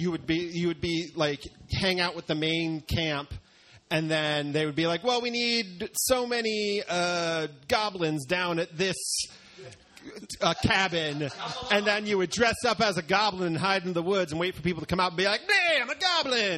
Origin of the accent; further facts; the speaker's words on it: the Poconos, Pennsylvania, United States; I grew up in the Poconos